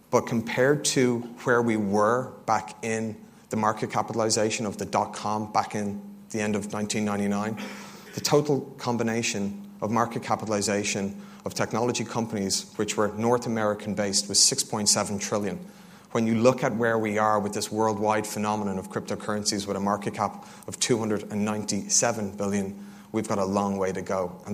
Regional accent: Dublin, Leinster, Ireland; now in London, United Kingdom; Originally, I moved over from Dublin, Ireland

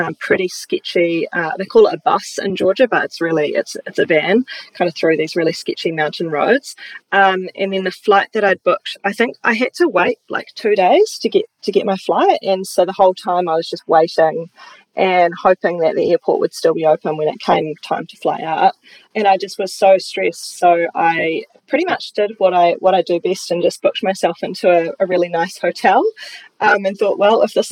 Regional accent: New Plymouth, Taranaki, New Zealand; moved away as an adult; also born or lived in Palmerston North / Christchurch; I'm from Taranaki, amazing place to grow up.

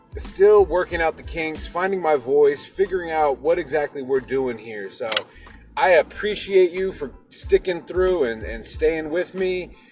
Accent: Seattle, Washington, United States; I'm from Seattle, Washington.

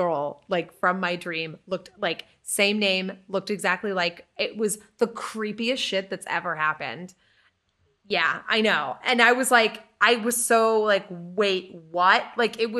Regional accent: Lynn, Massachusetts, United States; also born or lived in Salisbury; So when I was young, I was like 10, and we moved from Lynn, Mass, up to Salisbury, Mass, which is the most northern part of the state.

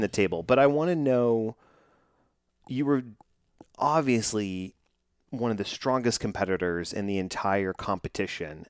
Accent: Texas, United States; my hometown here in Texas

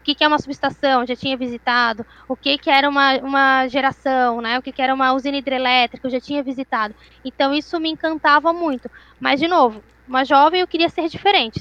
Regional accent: Florianópolis, Santa Catarina, Brazil; Eu sempre morei em Floripa, sou daqui de Floripa

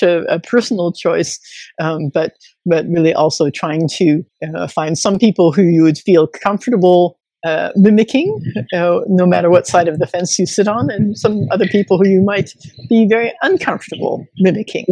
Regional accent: United States; as an American citizen

